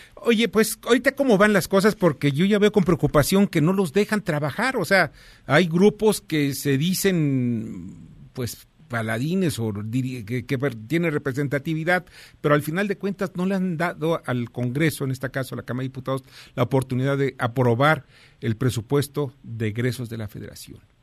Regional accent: Mexico

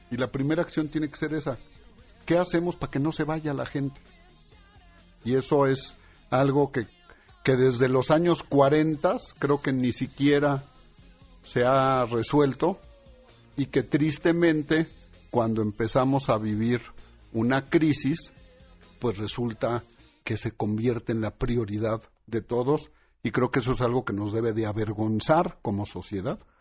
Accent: Mexico; todos somos mexicanos

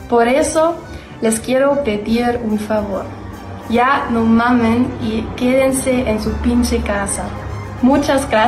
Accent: Germany; de Alemania.

